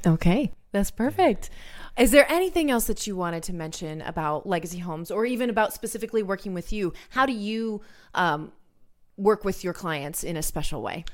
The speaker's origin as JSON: {"language": "English", "region": "Maryland", "country": "United States", "tie": "born or raised there", "moved": "yes", "said": "the house that I had growing up in Maryland"}